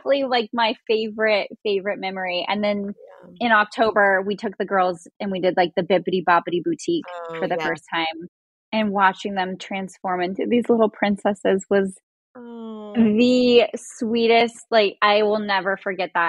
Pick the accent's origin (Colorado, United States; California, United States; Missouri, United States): California, United States; Inland Empire; I grew up like in the Inland Empire.